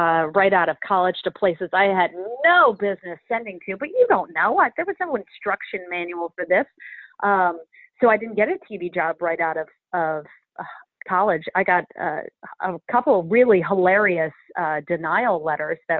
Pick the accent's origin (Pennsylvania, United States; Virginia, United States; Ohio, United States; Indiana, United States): Pennsylvania, United States; Philadelphia; I grew up in Philly